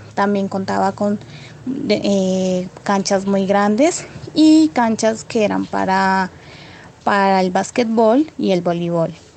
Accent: Puerto Asís, Putumayo, Colombia; Soy de Puerto Asís, Putumayo. Recuerdo que con mis padres nos fuimos a vivir a una vereda como a tres horas de donde nací

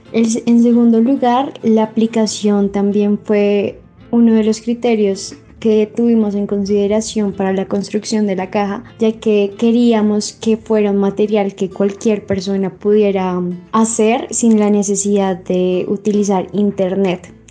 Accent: Bogotá, Colombia; soy de Bogotá, tengo 22 años

